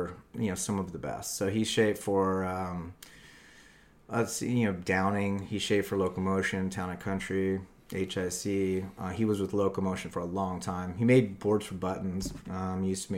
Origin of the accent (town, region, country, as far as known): Hawaii, United States; born or raised there; moved away as an adult; also born or lived in Torrance, California